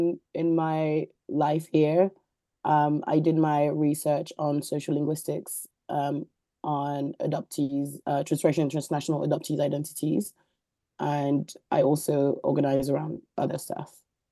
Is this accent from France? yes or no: yes; France; moved away as an adult; also born or lived in Mali; now in London, United Kingdom; I am a transracial and transnational adoptee. I was born in Mali and was adopted in France. So I grew up in France. I'm now based in London.